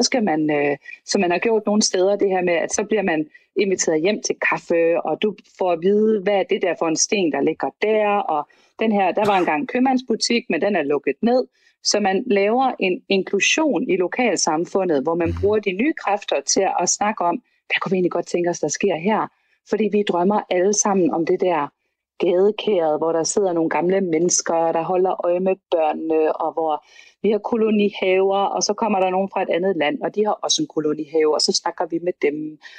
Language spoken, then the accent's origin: Danish; Denmark; vi har jo som danskere